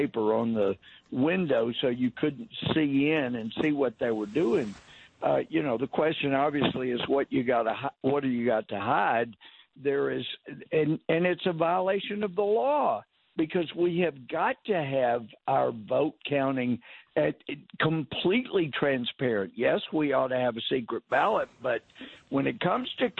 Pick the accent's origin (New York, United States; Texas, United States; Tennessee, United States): Texas, United States; as a Texan